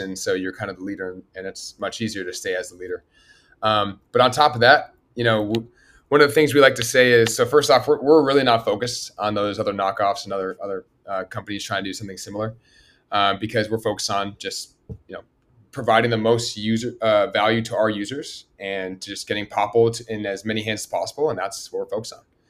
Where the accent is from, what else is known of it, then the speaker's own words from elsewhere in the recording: Berkeley, California, United States; moved away as an adult; now in Los Angeles, United States; I grew up in Berkeley, California.